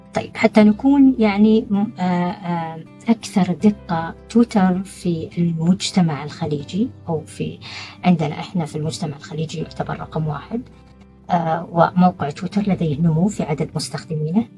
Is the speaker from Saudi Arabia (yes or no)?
yes; Saudi Arabia; إحنا كسعوديين